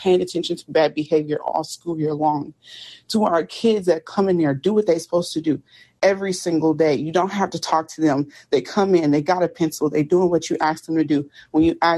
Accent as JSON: {"language": "English", "town": "Indianapolis", "region": "Indiana", "country": "United States", "said": "I'm from Indianapolis. So in Indianapolis, we did have a school"}